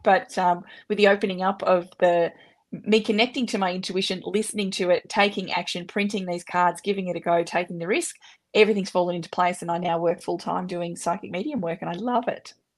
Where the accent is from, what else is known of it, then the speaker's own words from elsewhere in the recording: Australia; I'm an Aussie and we swear a bit